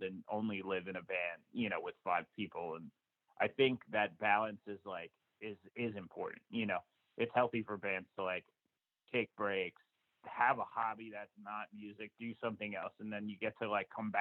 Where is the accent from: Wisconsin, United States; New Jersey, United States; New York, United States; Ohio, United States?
New Jersey, United States; I lived in New Jersey my entire life. I was born in like Central Jersey, and, you know, lived up to there through high school